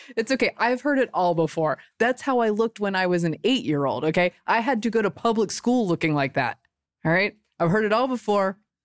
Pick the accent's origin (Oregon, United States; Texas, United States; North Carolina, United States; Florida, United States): North Carolina, United States; Butner; born or raised there